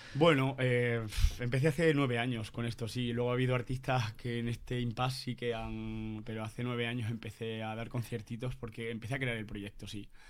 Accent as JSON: {"language": "Spanish", "area": "La Mata, Cáceres", "region": "Extremadura", "country": "Spain", "tie": "born or raised there", "said": "de la Mata, en mi pueblo"}